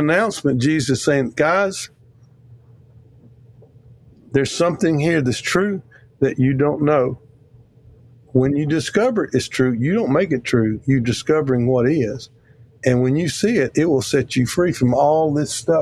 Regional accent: Mississippi, United States; I'm from Mississippi

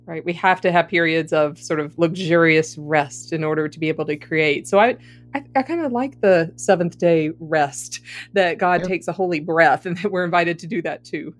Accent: the South, United States; accent: deep South; I'm the only Southerner here

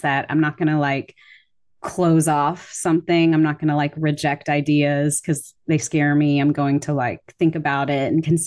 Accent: the South, United States; I grew up in the South

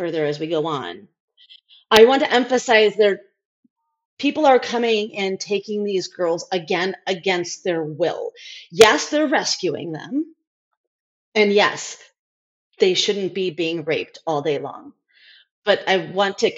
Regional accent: United States; also born or lived in India; I'm white American

